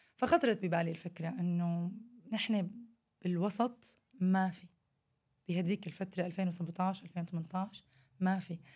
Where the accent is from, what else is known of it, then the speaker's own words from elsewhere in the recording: Syria; moved away; إحنا عندنا بسوريا